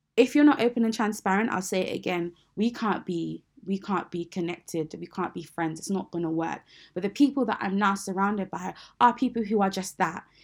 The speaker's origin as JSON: {"language": "English", "country": "United Kingdom", "said": "I am a British Nigerian Christian woman."}